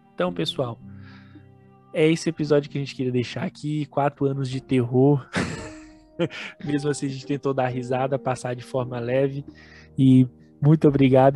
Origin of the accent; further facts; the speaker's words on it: Brazil; Nós somos brasileiros raiz aqui, descendentes de índio